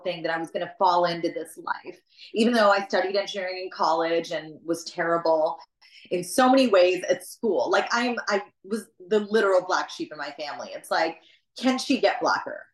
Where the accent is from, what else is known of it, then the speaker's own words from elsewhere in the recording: southern West Virginia, United States; accent: West Virginia twang; moved away; where I'm born in the southern West Virginia coal fields, I'm literally born in a hospital there. Like my entire upbringing is there.